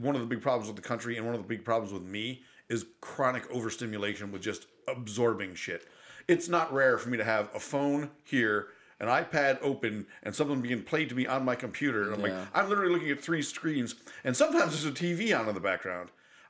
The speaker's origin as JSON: {"language": "English", "region": "New York", "country": "United States", "tie": "born or raised there", "moved": "yes", "said": "I grew up in New York State."}